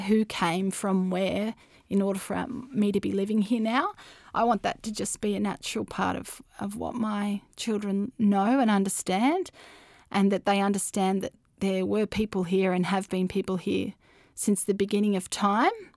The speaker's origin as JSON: {"language": "English", "country": "Australia", "said": "my identity as an Australian"}